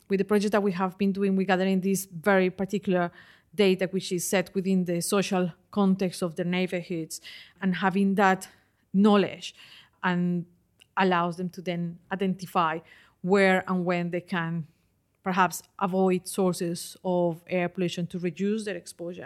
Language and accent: English; Colombia; moved away as an adult; also born or lived in London, United Kingdom; now in United Kingdom; I did that back in my country. I'm originally from Colombia.